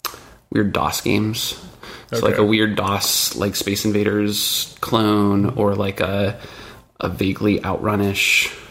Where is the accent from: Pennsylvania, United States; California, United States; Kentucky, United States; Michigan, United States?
Michigan, United States; Rural Michigan.